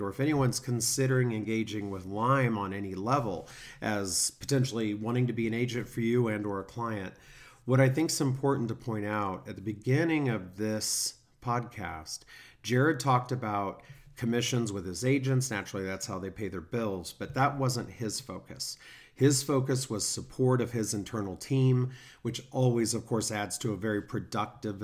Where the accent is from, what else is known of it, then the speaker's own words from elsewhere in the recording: Kansas City, United States; moved away; I'm from Kansas City, so very similar area, very similar community